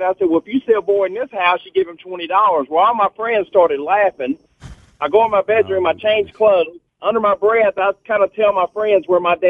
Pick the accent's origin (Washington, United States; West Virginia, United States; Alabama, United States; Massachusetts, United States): Alabama, United States; Glencoe; I'm from Glencoe, Alabama, so I lived on Taylor Road